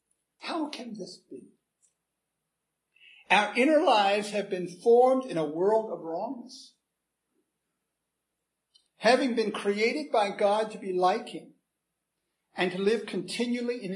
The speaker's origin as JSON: {"language": "English", "country": "United States", "said": "I'm an American"}